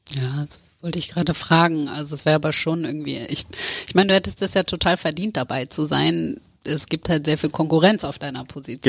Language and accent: German; Lower Saxony, Germany; ich komme ja auch aus Niedersachsen